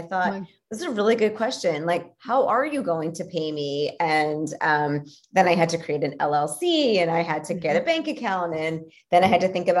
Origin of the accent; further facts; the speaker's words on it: Philadelphia, Pennsylvania, United States; I'm from Philly